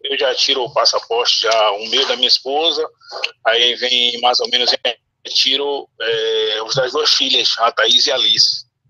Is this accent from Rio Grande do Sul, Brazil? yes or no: no; Salvador, Bahia, Brazil; Eu sou de Salvador, Bahia